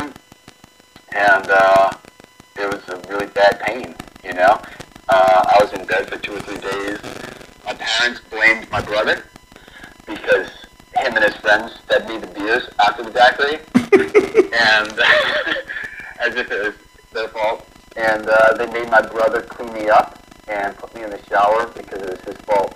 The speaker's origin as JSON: {"language": "English", "town": "New Orleans", "region": "Louisiana", "country": "United States", "tie": "born or raised there", "said": "I grew up in New Orleans, Louisiana"}